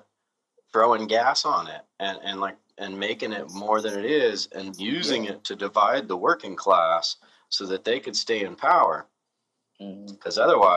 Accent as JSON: {"language": "English", "region": "California", "country": "United States", "accent": "California", "said": "my horrible California accent"}